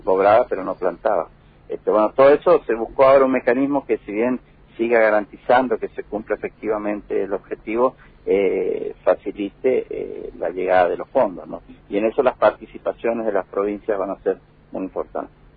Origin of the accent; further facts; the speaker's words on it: Argentina; somos de una provincia importante la, del de la República Argentina